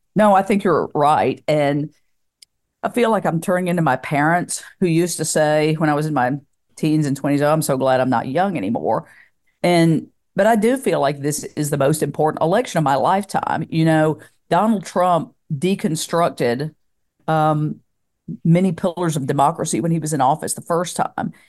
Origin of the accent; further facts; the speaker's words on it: Tennessee, United States; my hometown in Tennessee